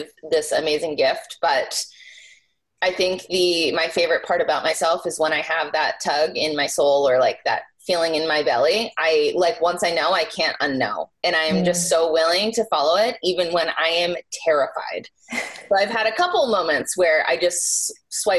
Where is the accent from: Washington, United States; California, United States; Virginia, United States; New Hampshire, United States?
New Hampshire, United States; I grew up in New Hampshire, so Boston is not very far away.